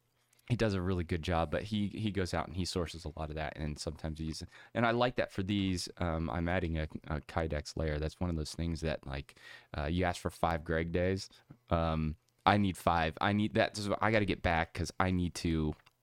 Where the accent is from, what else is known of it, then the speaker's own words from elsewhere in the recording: Meadville, Pennsylvania, United States; I grew up in Meadville, Pennsylvania area. It's called Tool City, USA.